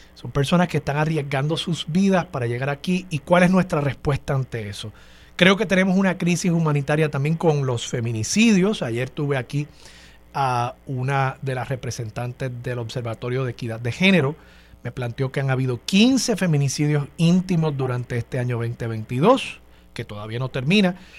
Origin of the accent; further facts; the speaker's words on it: Puerto Rico; nosotros nacimos aquí en Puerto Rico